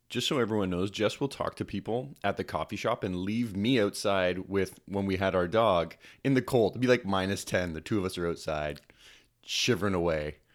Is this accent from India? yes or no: no; Canada; also born or lived in Toronto; we're Canadian